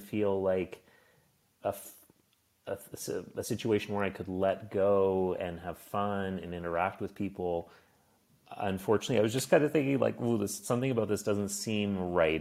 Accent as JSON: {"language": "English", "region": "Nova Scotia", "country": "Canada", "moved": "yes", "lives_now": "Berlin, Germany", "said": "I'm from Nova Scotia. It's on the East Coast."}